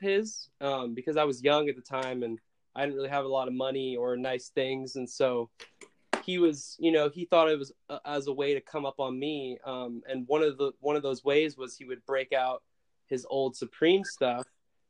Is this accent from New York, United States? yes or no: yes; Brooklyn, New York, United States; also born or lived in Philadelphia; I was born in Philadelphia, Pennsylvania, and at the age of two, I moved to Brooklyn, New York